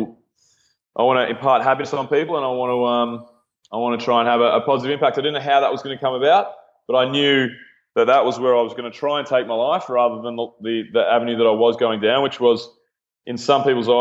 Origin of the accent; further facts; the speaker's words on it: Mornington Peninsula, Victoria, Australia; moved away as an adult; now in Melbourne, Australia; I grew up on the Mornington Peninsula, which is about maybe an hour and a half south of Melbourne.